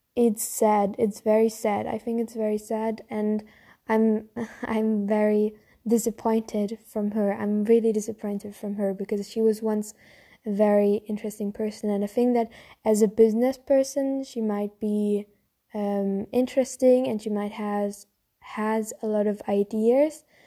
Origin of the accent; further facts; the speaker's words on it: Germany; I'm from Germany, so our food culture is mainly on meat and bread